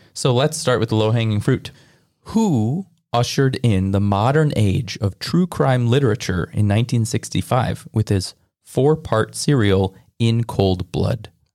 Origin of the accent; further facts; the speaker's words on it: Midwest, United States; I'm also from the Midwest